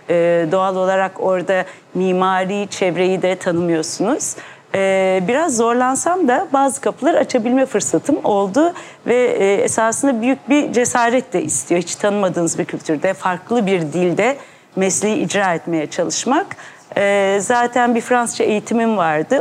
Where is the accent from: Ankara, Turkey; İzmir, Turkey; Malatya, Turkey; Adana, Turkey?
Ankara, Turkey; now in Istanbul, Turkey; ben Ankara doğumluyum. İstanbul'a sonra belirli bir yaşımdan sonra taşındım